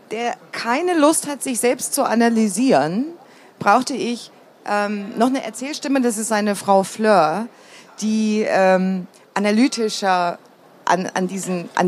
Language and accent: German; East Germany, Germany; wenn ich zum Beispiel gesagt habe, ich bin im Osten groß geworden, dann haben die sofort ein Bild